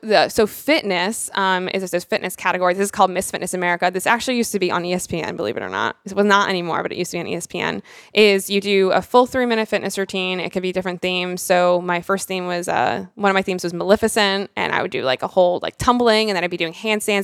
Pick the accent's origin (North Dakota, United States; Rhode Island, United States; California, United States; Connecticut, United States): Rhode Island, United States; I'm this girl from Rhode Island